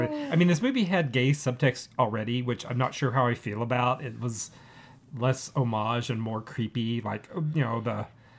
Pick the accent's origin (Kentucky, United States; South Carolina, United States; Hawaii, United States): Kentucky, United States; growing up in Kentucky